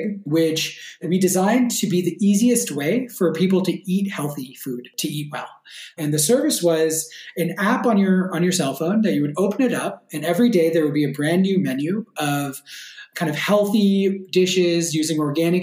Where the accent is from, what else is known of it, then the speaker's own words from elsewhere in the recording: Bay Area, California, United States; moved away as an adult; also born or lived in New York / Los Angeles / San Francisco; now in Berlin, Germany; I grew up in the Bay Area in California